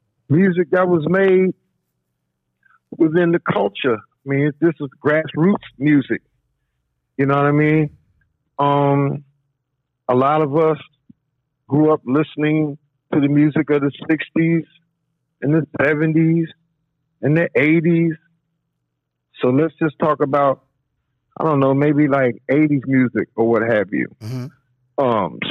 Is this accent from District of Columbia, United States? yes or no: yes; Washington, District of Columbia, United States; I'm from Washington, D.C., so, you know, my background is hip-hop and go-go.